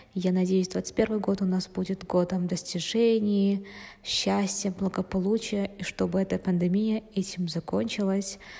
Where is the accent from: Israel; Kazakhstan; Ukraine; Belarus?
Kazakhstan; мы же казахи